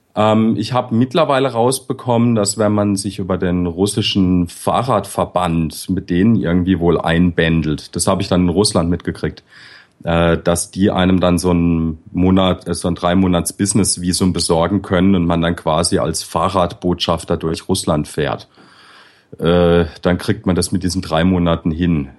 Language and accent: German; Bad Krozingen, Baden-Württemberg, Germany; moved away as an adult; in dem Dorf, wo ich herkomme